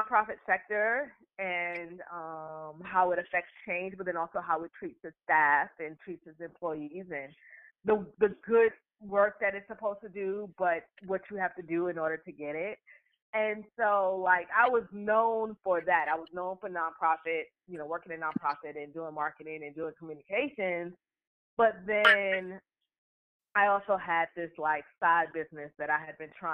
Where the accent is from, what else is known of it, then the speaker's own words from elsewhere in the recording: New York City, New York, United States; moved away as an adult; now in Charlotte, United States; I am originally from Harlem. I grew up in Harlem in the 80s and 90s